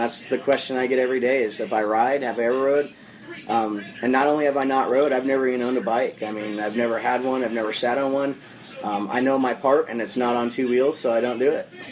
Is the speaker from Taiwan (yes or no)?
no; Phoenix, Arizona, United States; I'm here from Phoenix, Arizona. Yeah. Um, this is our home hometown.